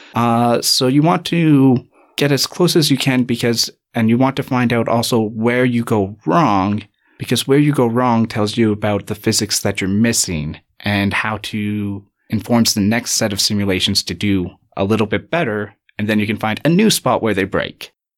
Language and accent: English; Canada; accent: lack of an accent; moved away as an adult; now in Cape Town, South Africa; I'm from Canada. You might be able to tell by my lack of an accent, uh, or what I believe is a lack of an accent.